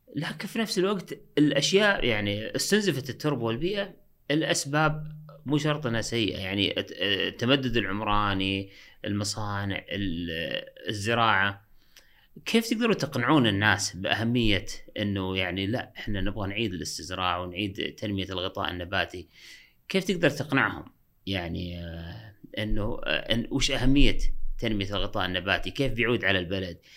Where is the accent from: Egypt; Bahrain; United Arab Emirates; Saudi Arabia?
Saudi Arabia; عندنا في السعودية